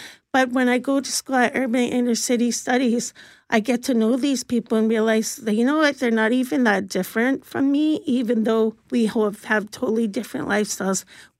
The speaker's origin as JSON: {"language": "English", "region": "Ontario", "country": "Canada", "also_born_or_lived": "Columbus, Ohio", "lives_now": "Winnipeg, Canada", "said": "And I come from Ontario, so I have no idea how that process happened. But in the end, I was in foster homes and then shipped off to Columbus, Ohio with a Christian pastor and his adult sons."}